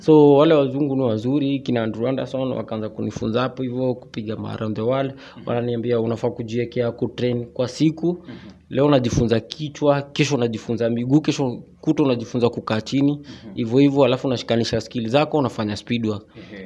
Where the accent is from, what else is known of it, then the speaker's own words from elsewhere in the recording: Nanyuki, Laikipia County, Kenya; now in Nairobi, Kenya; nimezaliwa mji wa nanyuki mm-hmm. ya kule nanyuki kule baridi kule huko ndio nimezaliwa so ya nikaja hapa hivi nairobi